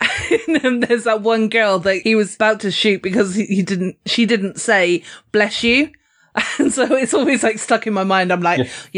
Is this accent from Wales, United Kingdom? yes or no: no; Weymouth, South West England, United Kingdom; my hometown in Weymouth.